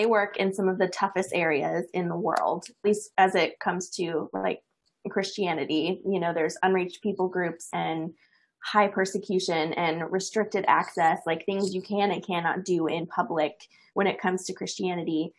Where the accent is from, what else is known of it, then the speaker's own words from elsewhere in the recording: east of Dallas, Texas, United States; I grew up in the Bible Belt of America. I'm from east of Dallas originally